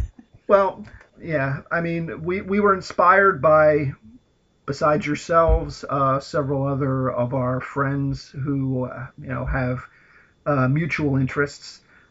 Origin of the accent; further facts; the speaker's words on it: United States; I'm the American …, the older …